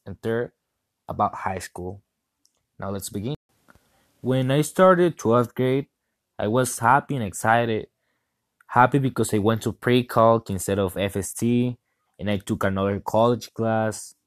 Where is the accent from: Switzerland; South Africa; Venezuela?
Venezuela; now in Colorado, United States; I'm from Venezuela